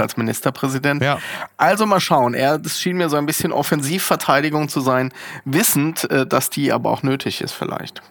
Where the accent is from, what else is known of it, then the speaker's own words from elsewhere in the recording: Berlin, Germany; als Berliner